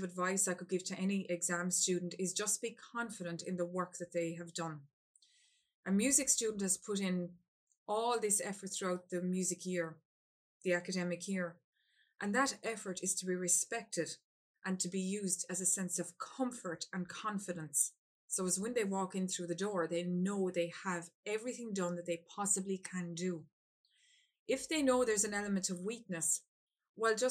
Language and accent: English; Ireland; I'm from Ireland